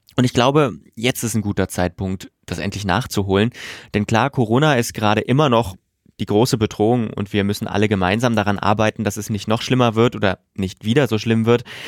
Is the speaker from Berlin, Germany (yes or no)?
no; southern Thuringia, Germany; moved away